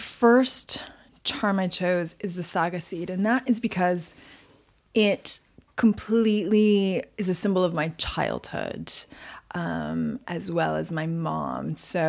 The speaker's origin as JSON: {"language": "English", "town": "Montreal", "region": "Quebec", "country": "Canada", "tie": "born or raised there", "said": "I was brought up. I was born and bred in Montreal."}